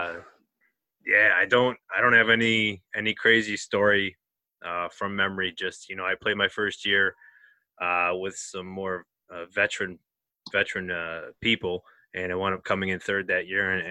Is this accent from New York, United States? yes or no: yes; Buffalo, New York, United States; we're three guys from Buffalo, New York.